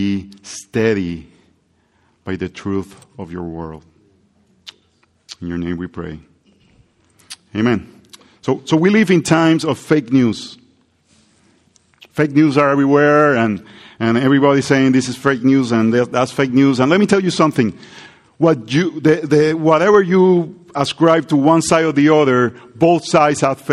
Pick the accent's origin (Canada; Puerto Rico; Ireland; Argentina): Puerto Rico; English is a second language; moved away; I grew up in Puerto Rico with the heat